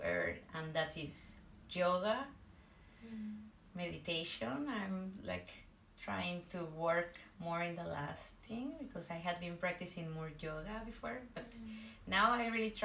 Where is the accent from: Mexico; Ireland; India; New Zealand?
Mexico; northwest Mexico; I'm from Mexico, from the northwest of Mexico